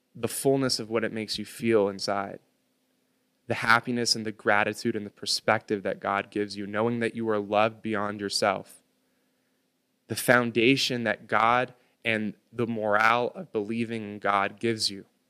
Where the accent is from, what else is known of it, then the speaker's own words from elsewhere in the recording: United States; I was born on American soil